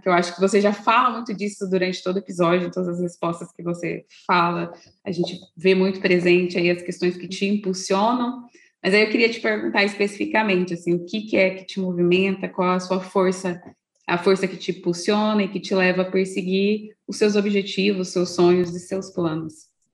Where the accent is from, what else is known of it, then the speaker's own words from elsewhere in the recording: Brazil; para a gente, enquanto brasileiros